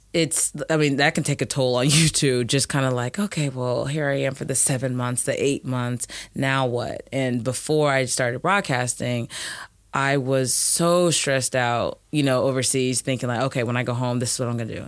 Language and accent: English; Indianapolis, Indiana, United States; moved away as an adult; also born or lived in Kentucky / Luleå, Sweden; I am from Indianapolis, Indiana. Played at Ben Davis High School